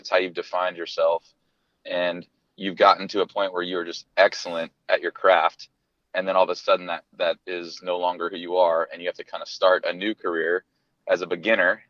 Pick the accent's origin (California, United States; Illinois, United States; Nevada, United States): California, United States; East Bay; I grew up in the East Bay, California. I'm from the Bay Area